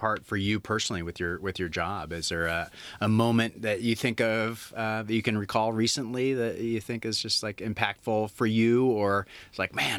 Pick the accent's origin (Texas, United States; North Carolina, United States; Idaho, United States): Idaho, United States; moved away; that's my home state